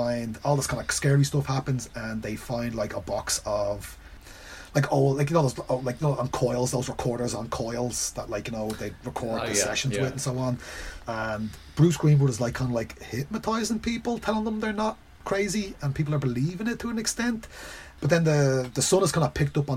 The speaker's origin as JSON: {"language": "English", "country": "Ireland", "said": "I'm Irish, I'm from Ireland."}